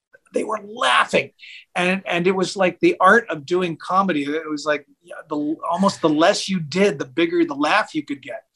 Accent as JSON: {"language": "English", "town": "Seattle", "region": "Washington", "country": "United States", "tie": "born or raised there", "moved": "yes", "lives_now": "California, United States", "said": "I grew up in Seattle"}